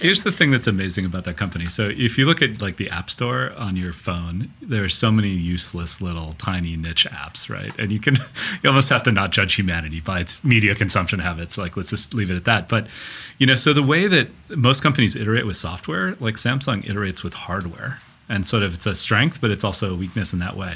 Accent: Minnesota, United States; now in Silicon Valley, United States; me as a Minnesotan

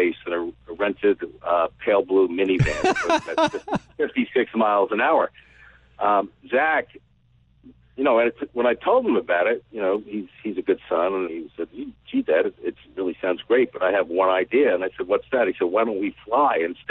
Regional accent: New York City, New York, United States; I grew up in the Upper West Side of Manhattan.

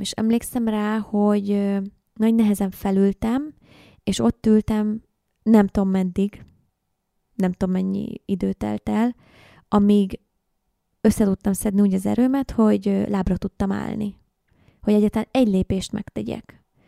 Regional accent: Hungary; also born or lived in Indonesia; én ugye vidéki vagyok

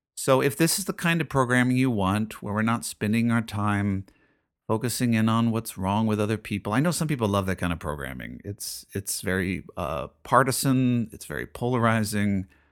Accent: United States

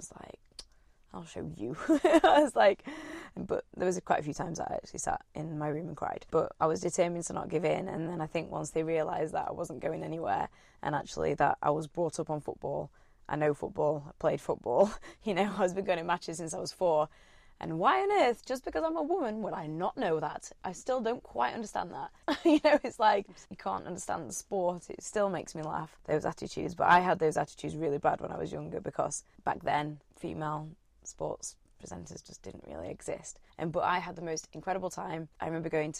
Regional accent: Sheffield, Yorkshire and the Humber, United Kingdom; now in London, United Kingdom; I'm from Sheffield

